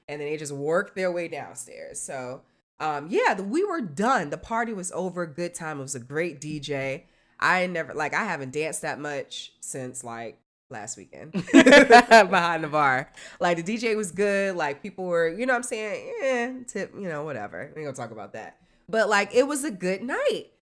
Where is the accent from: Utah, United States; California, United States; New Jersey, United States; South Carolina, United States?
New Jersey, United States; moved away; I'm from Jersey, I'm from up north